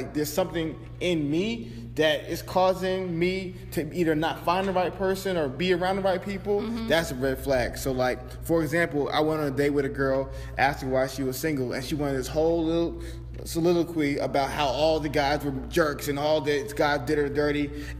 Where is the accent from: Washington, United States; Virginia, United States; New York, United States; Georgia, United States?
Georgia, United States; Atlanta; Bro, I'm from Atlanta. I'm from Atlanta.